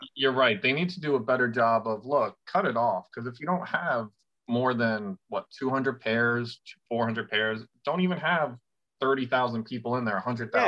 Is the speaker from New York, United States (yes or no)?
yes; New York City, New York, United States; moved away as an adult; I grew up in the city